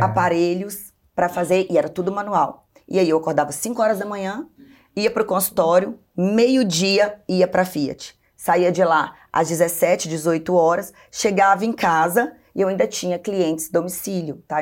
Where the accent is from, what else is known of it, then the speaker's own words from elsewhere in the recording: Belo Horizonte, Minas Gerais, Brazil; also born or lived in Governador Valadares, Minas Gerais; Aos três anos, meus pais foram para Belo Horizonte. E aí eu cresci em Belo Horizonte até então